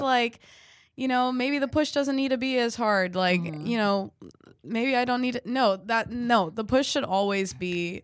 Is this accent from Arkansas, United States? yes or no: no; California, United States; I grew up in California